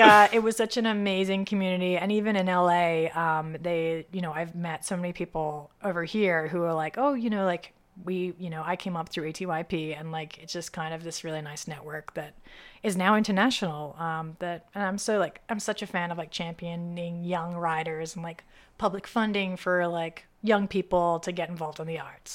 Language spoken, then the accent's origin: English; Sydney, New South Wales, Australia; moved away as an adult; also born or lived in Pittsburgh, United States; now in Los Angeles, United States; Sydney, Australia is my home